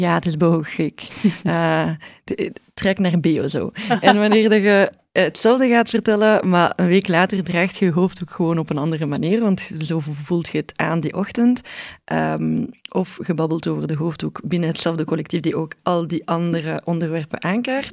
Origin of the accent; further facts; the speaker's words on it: Brussels, Brussels-Capital Region, Belgium; ik ben Brusselse